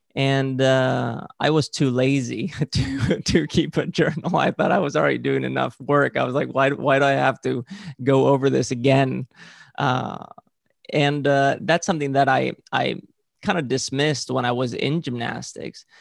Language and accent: English; Valencian Community, Spain; I grew up in Spain and, uh, specifically in, in the region of Valencia.